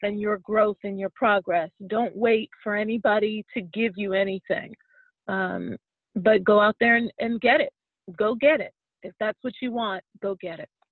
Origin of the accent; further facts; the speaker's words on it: Pittsburgh, Pennsylvania, United States; moved away as an adult; also born or lived in Washington D.C. area; now in Washington D.C., United States; I was raised in Pittsburgh